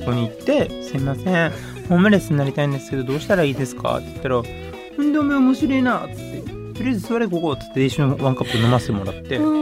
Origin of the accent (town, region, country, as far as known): Nara, Japan; born or raised there; also born or lived in Mexico / California, United States